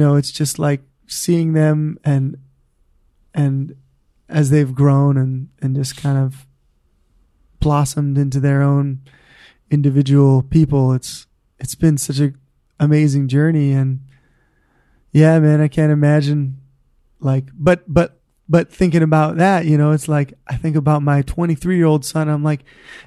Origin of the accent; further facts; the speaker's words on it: Honolulu, Hawaii, United States; I grew up in Hawaii Kai, so I never really learned to surf, man.